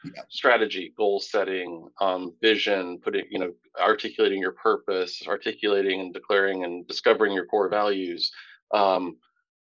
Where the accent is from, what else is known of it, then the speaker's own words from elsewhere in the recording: Tampa, Florida, United States; I grew up in Tampa